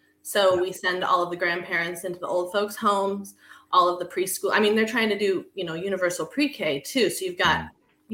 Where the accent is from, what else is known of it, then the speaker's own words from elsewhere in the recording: Alaska, United States; also born or lived in Albany, New York / Long Island / Brooklyn; now in Cambridge, New York, United States; I was born and raised in Alaska. And now I live in New York.